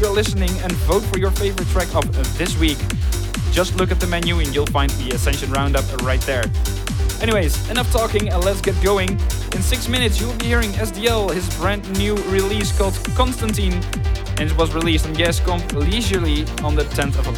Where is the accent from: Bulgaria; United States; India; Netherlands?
Netherlands; my home country